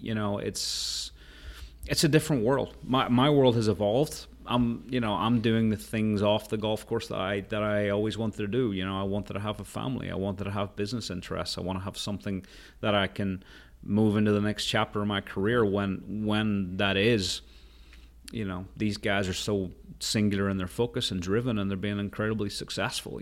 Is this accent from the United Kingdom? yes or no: yes; Portrush, Northern Ireland, United Kingdom; I grew up in Rath Moor, which was my, where was my dad was playing